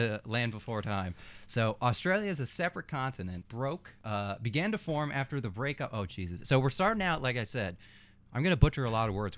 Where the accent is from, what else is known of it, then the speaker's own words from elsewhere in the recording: Minnesota, United States; growing up in Minnesota